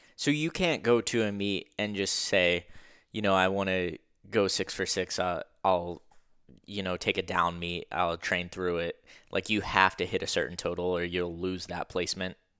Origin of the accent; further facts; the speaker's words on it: Pennsylvania, United States; I'm from Pennsylvania